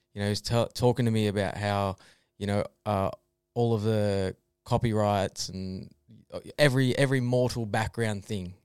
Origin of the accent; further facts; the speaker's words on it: Melbourne, Victoria, Australia; also born or lived in Castlemaine / Bendigo; moved to Melbourne and lived in Reservoir